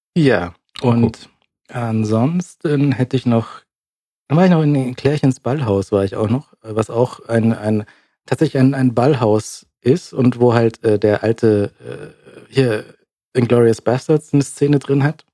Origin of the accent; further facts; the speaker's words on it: Munich, Bavaria, Germany; als Münchner